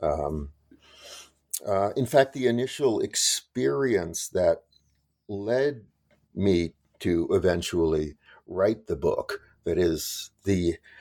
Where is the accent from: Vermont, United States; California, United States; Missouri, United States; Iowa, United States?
California, United States; Los Angeles; I grew up in West Los Angeles